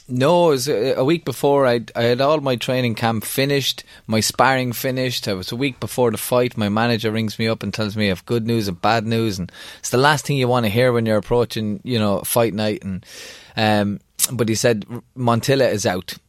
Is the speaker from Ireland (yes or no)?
yes; Kildare, Leinster, Ireland; Kildare and Thai, my hometown